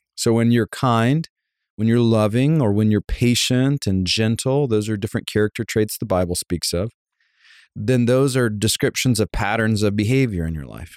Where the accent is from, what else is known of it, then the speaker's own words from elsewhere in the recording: Savannah, Georgia, United States; I grew up in Savannah, Georgia